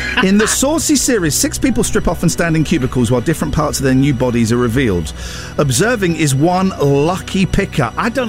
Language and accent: English; South West England, United Kingdom; I'm from Cornwall. I do it from Cornwall.